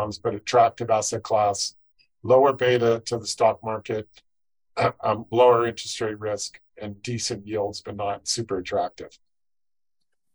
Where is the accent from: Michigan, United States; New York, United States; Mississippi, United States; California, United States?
California, United States; Silicon Valley; growing up in Silicon Valley